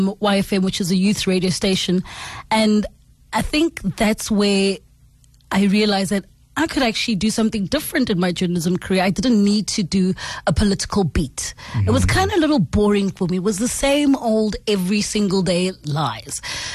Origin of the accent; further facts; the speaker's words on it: Pretoria, Gauteng, South Africa; I'm from Pretoria, man, and I think in general people from Pretoria like house music and some good sporting action